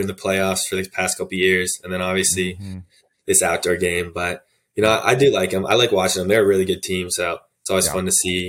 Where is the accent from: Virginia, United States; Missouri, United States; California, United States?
Virginia, United States; I'm from Virginia, so I have to.